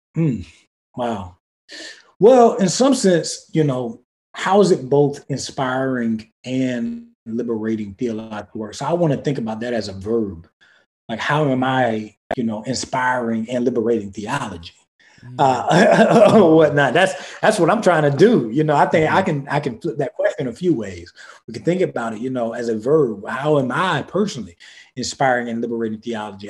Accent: the Black rural South, United States; I come from the Black rural South

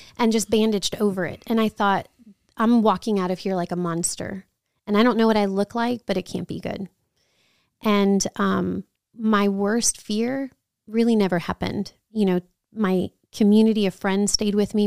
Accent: New Orleans, Louisiana, United States; moved away; also born or lived in Chicago / San Antonio; I grew up in New Orleans

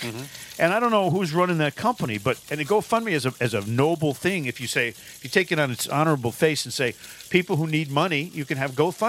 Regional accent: Manchester, Connecticut, United States; my hometown, Manchester, Connecticut.

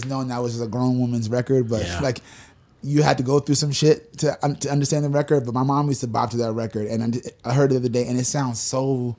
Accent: New York, United States; moved away; Because I'm from New York, right?

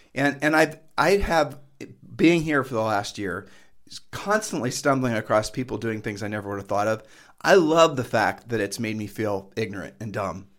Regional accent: Ohio, United States; moved away as an adult; now in Puerto Rico; where we're from Ohio, in Ohio

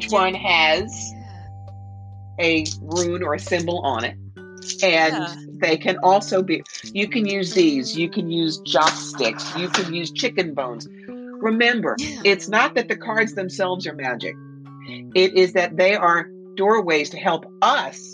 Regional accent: Camden, New Jersey, United States; when I was 4 years old, growing up in Camden, New Jersey

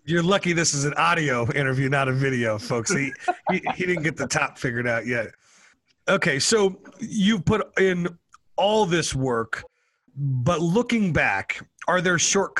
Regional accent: Denver, Colorado, United States; I grew up in Denver and people are like, oh, you grew up in the mountains. I'm like, no, man, I grew up like in Denver. I grew up like in downtown Denver.

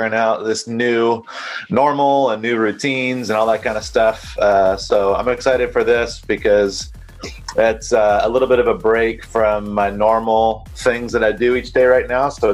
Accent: North Carolina, United States; now in Costa Mesa, United States; I actually grew up in North Carolina

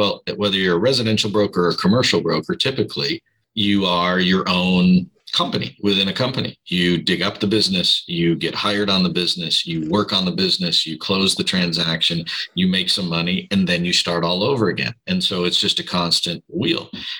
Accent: Midwest, United States; now in California, United States; maybe I learned that from growing up in the Midwest, where you have maybe a little better work ethic.

